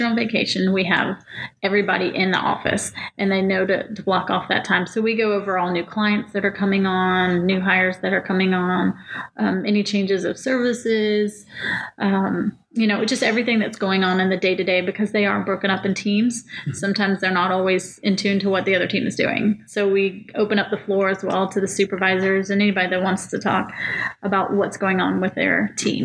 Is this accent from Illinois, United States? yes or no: no; Spring, Texas, United States; moved away as an adult; also born or lived in Georgia; I grew up in Spring, Texas. It's just a suburb north of Houston